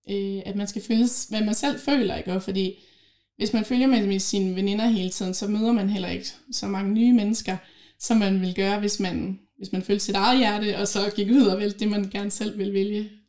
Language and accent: Danish; Holstebro, Central Denmark Region, Denmark; now in Herning, Denmark; Jeg var jo tilflytter fra Holstebro af, så jeg kendte faktisk ikke nogen som helst på Herning Gymnasium, da jeg startede.